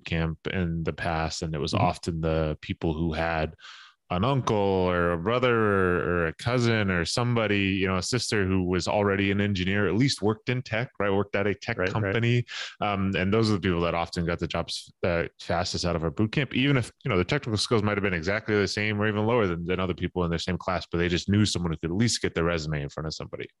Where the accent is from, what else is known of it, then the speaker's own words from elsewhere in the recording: Vermont, United States; I grew up in Vermont